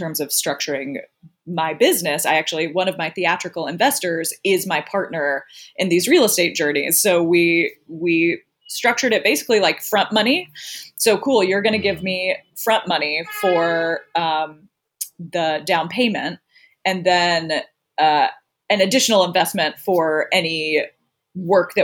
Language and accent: English; Greenville, South Carolina, United States; moved away; my hometown in Greenville, South Carolina